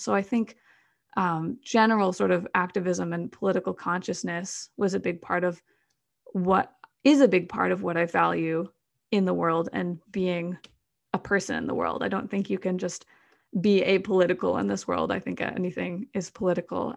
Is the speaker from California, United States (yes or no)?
no; Madison, Wisconsin, United States; I grew up in Madison, Wisconsin